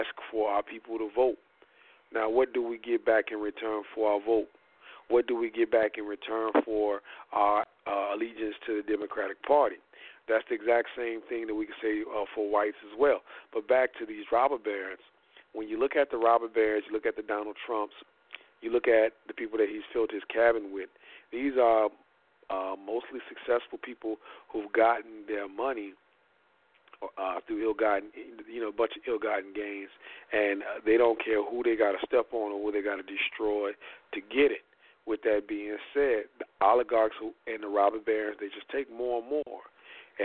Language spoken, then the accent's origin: English; Indiana, United States; my hometown of Indiana